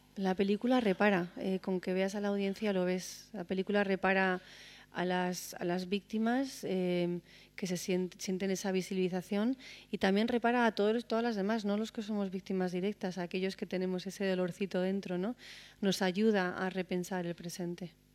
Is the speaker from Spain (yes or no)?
yes; Spain; como española